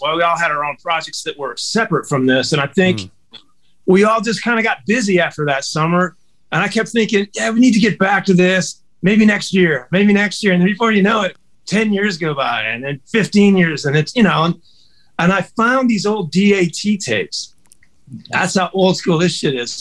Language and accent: English; Detroit, Michigan, United States; I'm from Detroit, and I got Motown roots